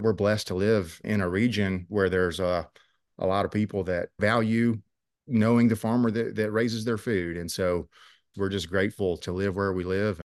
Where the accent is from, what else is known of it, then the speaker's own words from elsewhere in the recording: Rich Valley, Virginia, United States; I grew up here in Rich Valley. Our farm's located in Southwest Virginia